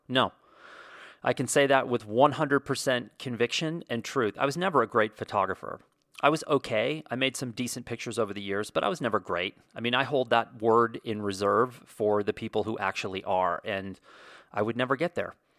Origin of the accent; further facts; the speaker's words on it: Wyoming, United States; moved away; the ranch I grew up on in Wyoming